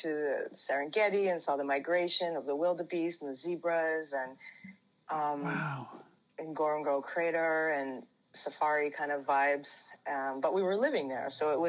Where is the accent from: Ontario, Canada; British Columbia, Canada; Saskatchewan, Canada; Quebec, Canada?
Ontario, Canada; also born or lived in London, Ontario; So I was born in London, Ontario, which is about 2 hours from Toronto.